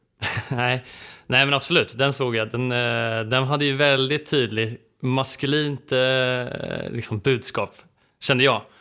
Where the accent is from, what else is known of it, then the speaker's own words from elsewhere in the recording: Stockholm archipelago, Stockholm County, Sweden; jag är uppväxt i Stockholms skärgård